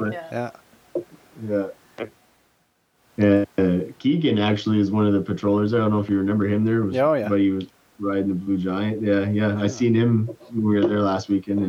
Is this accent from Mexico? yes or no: no; Dalhousie, New Brunswick, Canada; also born or lived in Newfoundland; I ended up moving back to New Brunswick, to my hometown, Dalhousie, which is just 15 minutes away from Campbellton